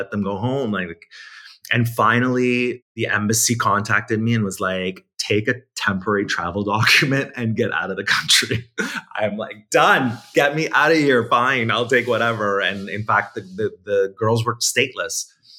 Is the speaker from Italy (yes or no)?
yes; Italy; born there; So basically, I was born in Italy.